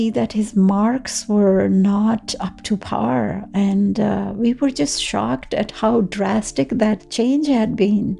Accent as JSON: {"language": "English", "town": "Srinagar", "region": "Jammu and Kashmir", "country": "India", "tie": "born or raised there", "moved": "as an adult", "lives_now": "Ottawa, Canada", "said": "I was born in Srinagar, Kashmir, the capital city of Kashmir."}